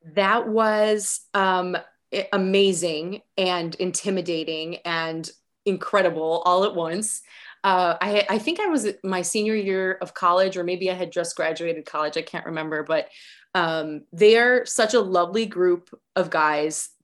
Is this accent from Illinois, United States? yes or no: yes; Chicago, Illinois, United States; also born or lived in Park Ridge, Illinois; growing up as in, in Chicago in, like, the nineties and two thousands